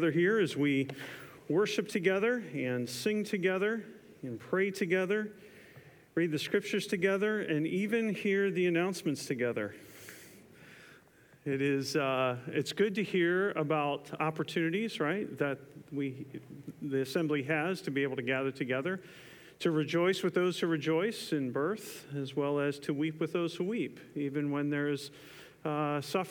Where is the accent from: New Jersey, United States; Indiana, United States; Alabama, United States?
New Jersey, United States; Camden; moved away as an adult; also born or lived in South Carolina; I was born in Camden, New Jersey